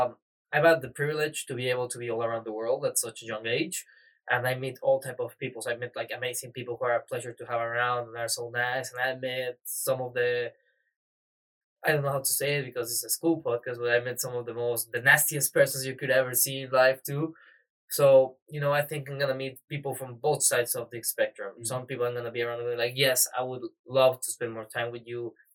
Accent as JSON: {"language": "English", "region": "Mexico City", "country": "Mexico", "said": "I'm from Mexico City, Mexico."}